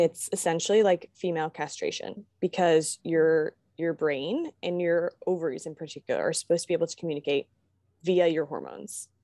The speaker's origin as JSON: {"language": "English", "region": "Virginia", "country": "United States", "moved": "yes", "lives_now": "Kentucky, United States", "said": "I'm from Virginia"}